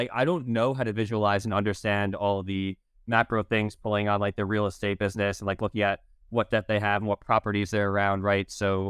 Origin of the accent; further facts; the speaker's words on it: United States; I'm an American citizen.